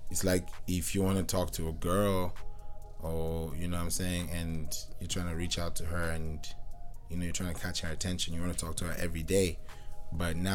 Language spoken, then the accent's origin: English; Kenya; also born or lived in Nigeria; I grew up in Kenya, but I'm Nigerian